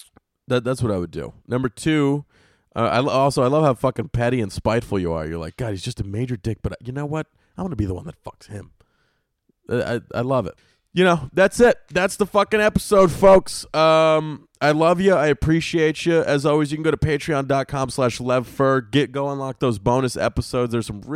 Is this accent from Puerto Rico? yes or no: no; New Zealand; I'm from New Zealand